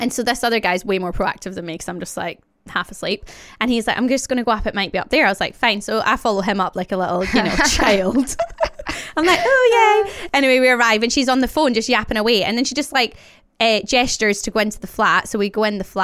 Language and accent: English; Glasgow, Scotland, United Kingdom; moved away as an adult; now in London, United Kingdom; I grew up in Glasgow